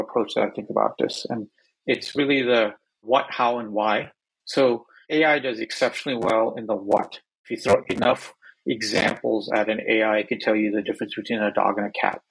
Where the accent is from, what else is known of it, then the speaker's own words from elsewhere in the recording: Northeast Ohio, United States; now in Bay Area, United States; I grew up in Northeast Ohio